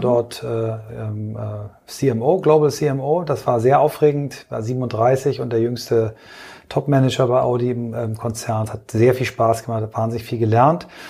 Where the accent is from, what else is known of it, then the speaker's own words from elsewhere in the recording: Kiel, Schleswig-Holstein, Germany; moved away; also born or lived in Flensburg / Augsburg; Also ich bin in Flensburg geboren, äh, dann eingeschult worden in Kiel